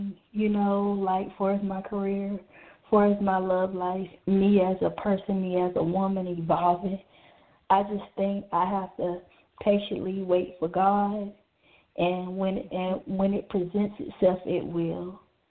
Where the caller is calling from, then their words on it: South Carolina, United States; South Carolina.